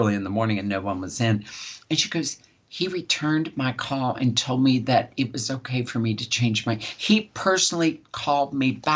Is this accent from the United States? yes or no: yes; West Virginia, United States; I grew up in West Virginia. I'm a West Virginian.